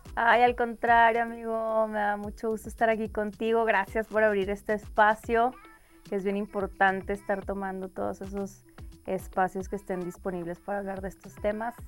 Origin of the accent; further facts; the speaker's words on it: Mexico; moved away as an adult; also born or lived in Colorado, United States; un día sé que voy a regresar a México y quiero ser parte de este movimiento y que ojalá se legalice también en mi país